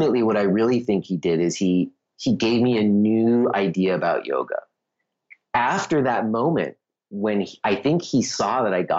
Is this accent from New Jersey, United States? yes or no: no; New York, United States; now in Easton, United States; I was from New York